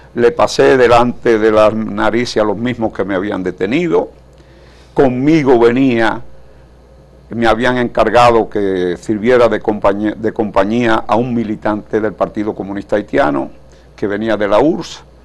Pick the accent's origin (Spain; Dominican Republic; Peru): Dominican Republic